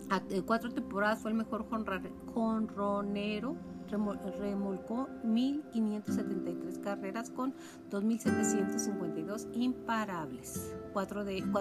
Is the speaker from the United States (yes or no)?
no; Julimes, Chihuahua, Mexico; como cualquiera de nosotros que nacimos por allá. Yo soy de Julimes.